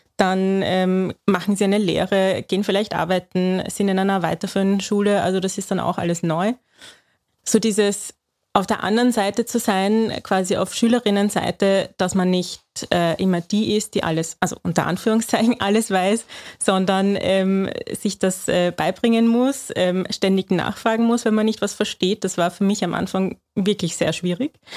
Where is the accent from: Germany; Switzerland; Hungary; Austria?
Austria; bei uns in Österreich